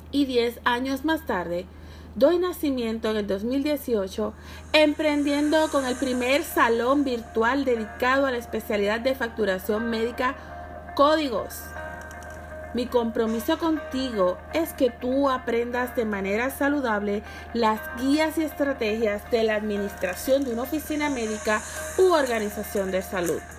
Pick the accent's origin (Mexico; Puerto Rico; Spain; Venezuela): Puerto Rico; Sabana Grande; soy natural de Sabana Grande donde nací y vivo.